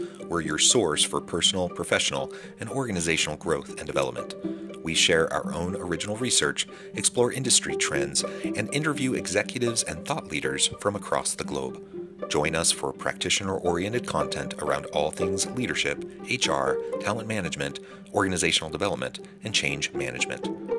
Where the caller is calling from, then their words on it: Utah, United States; I'm joining us from south of Salt Lake City in Utah.